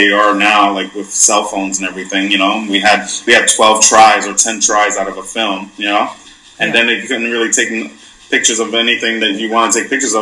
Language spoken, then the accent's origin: English; New York City, New York, United States; moved away as an adult; also born or lived in Orlando, Florida / Houston, Texas; now in Miami, United States; I'm originally from Brooklyn, New York City, born and raised